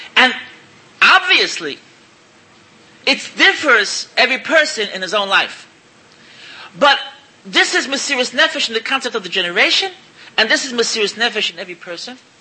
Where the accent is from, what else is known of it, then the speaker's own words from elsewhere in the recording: New York City, New York, United States; moved away as an adult; now in Israel; I'm an American. I was born in, in, in Williamsburg. I went there when I was 20 years old. And I'm in Israel over 30 years